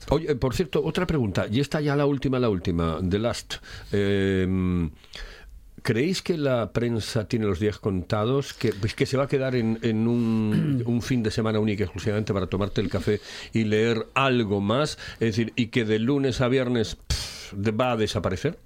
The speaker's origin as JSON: {"language": "Spanish", "region": "Asturias", "country": "Spain", "said": "somos tan, tan asturianos"}